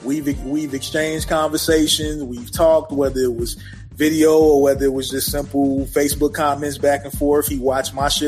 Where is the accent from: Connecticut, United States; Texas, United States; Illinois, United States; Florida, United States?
Illinois, United States; Chicago; one of my hometown heroes in music. And when I say hometown, I'm talking about down to the neighborhood I grew up